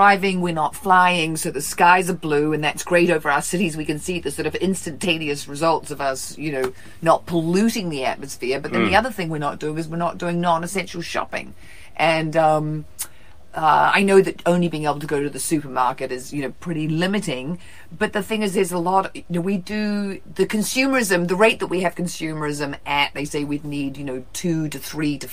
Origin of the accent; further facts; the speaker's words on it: New Zealand; moved away as an adult; now in California, United States; growing up in New Zealand